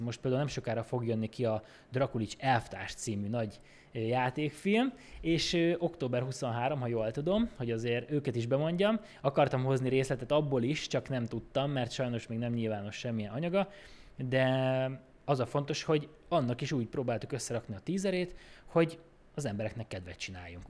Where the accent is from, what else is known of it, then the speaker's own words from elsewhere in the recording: Békés, Hungary; now in Budapest, Hungary; én Békésről származom